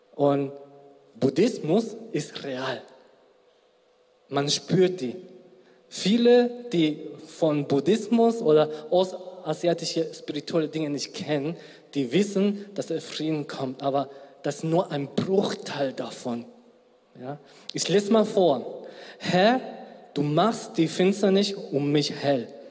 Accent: Spain; also born or lived in South Korea; now in Germany; ursprünglich aus Südkorea, gebürtiger Spanier

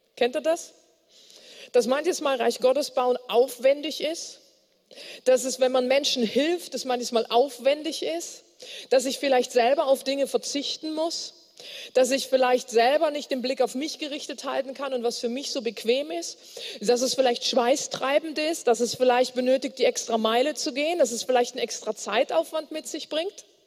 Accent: Bonn, North Rhine-Westphalia, Germany; ich komme aus Bonn

